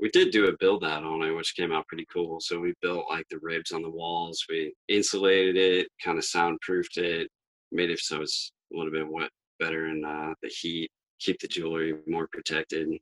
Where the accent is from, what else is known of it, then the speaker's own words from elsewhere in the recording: Maine, United States; We're actually from Maine